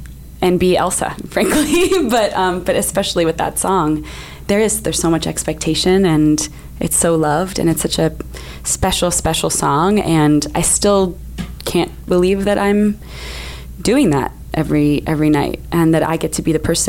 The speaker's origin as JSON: {"language": "English", "country": "Canada", "said": "I am Canadian, it's true."}